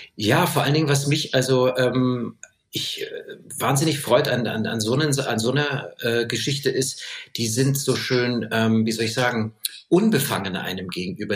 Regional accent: Munich, Bavaria, Germany; ich als Kind ja, bei uns wurden ja so viele Sprachen gesprochen und Armenisch gesprochen, Rumänisch gesprochen, Französisch, Englisch, Deutsch und dann heute halt, äh, das, was man bei uns in München so hört

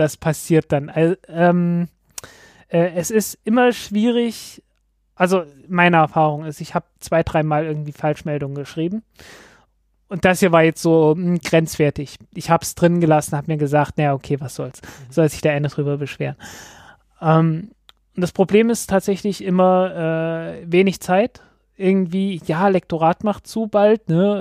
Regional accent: Germany; als Deutscher

